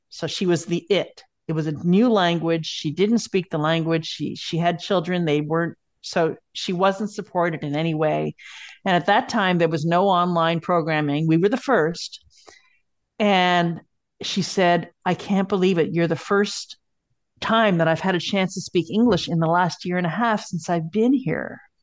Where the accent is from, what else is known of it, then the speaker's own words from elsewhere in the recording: Montreal, Quebec, Canada; moved away; also born or lived in Kingston / Winnipeg / Colorado Springs / Germany; I grew up in Montreal